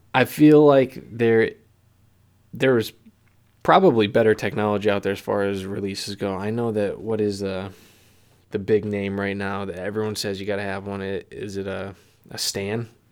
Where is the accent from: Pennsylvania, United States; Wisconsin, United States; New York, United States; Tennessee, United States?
Pennsylvania, United States; I'm from Pennsylvania